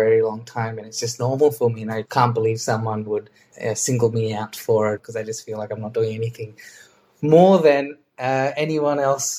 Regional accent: Australia; because being an Australian, we have a lot more knowledge and skills that we can share in these sessions than you guys think

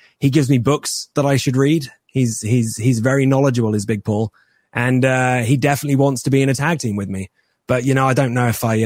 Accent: England, United Kingdom

